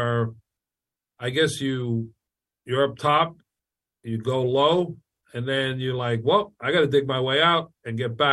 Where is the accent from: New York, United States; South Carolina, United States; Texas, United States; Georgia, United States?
New York, United States; New Hyde Park; I grew up in New Hyde Park